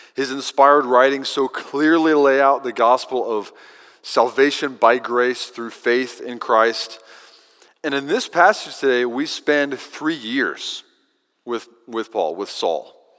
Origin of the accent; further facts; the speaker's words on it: Kentucky, United States; now in Texas, United States; Growing up in Kentucky, I had a row of eastern junipers along the fence line in the back pasture